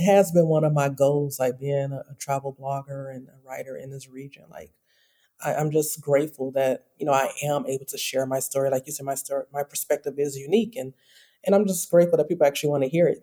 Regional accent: Detroit, Michigan, United States; moved away as an adult; also born or lived in South Africa / Germany / South Korea; now in Oman; I am originally from Detroit, Michigan

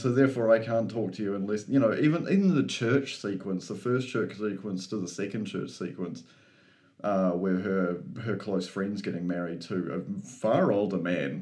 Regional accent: New Zealand; I'm also a Kiwi

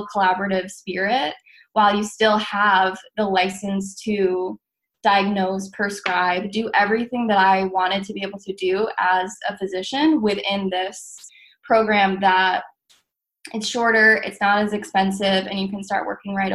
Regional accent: Massachusetts, United States; I grew up in Massachusetts

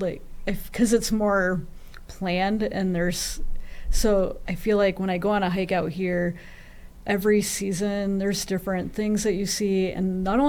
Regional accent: New England, United States; I feel like growing up in New England, like in a small town in New England, I didn't relate to as many people.

